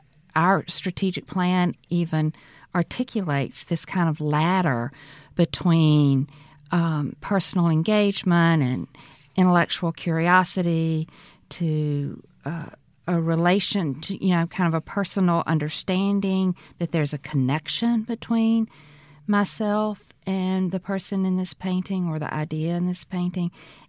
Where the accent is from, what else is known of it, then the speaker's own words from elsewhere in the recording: Mississippi Delta, United States; what my experience growing up in the Delta was like